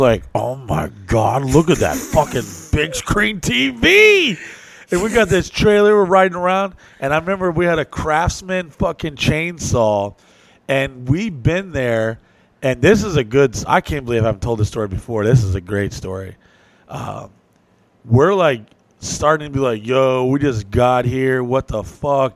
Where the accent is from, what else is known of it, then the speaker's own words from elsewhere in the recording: New Orleans, Louisiana, United States; I was born in New Orleans